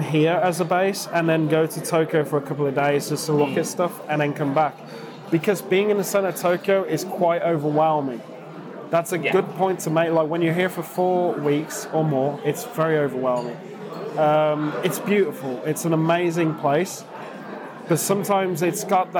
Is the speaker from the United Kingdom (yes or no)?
yes; United Kingdom; we're British and we've sort of spent most of our life in a city suburbs